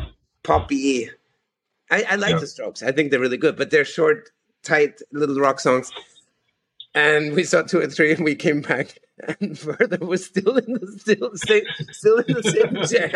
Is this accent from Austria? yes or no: yes; Austria; English is a second language; I said, "Hello … I'm from Austria."